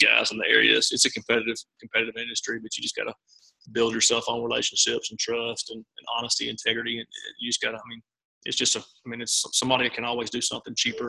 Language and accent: English; Memphis, Tennessee, United States; moved away as an adult; now in Tupelo, United States; born and raised in Memphis